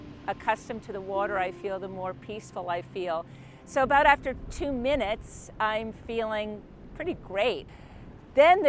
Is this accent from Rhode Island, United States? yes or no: yes; Middletown, Rhode Island, United States; I'm from Middletown, Rhode Island